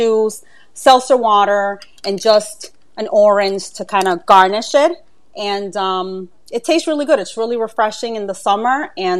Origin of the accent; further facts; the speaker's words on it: Dominican Republic; also born or lived in New York City, United States; now in Upstate New York, United States; I'm originally from Dominican Republic, lived in New York City most of my adult life, and have been living in upstate New York for the last 4 years, I want to say. So settled up here where it's not so crazy and hectic.